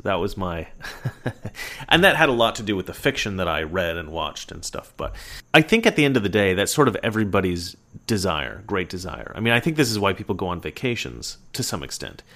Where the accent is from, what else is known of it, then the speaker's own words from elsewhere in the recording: Oregon, United States; I'm from Oregon.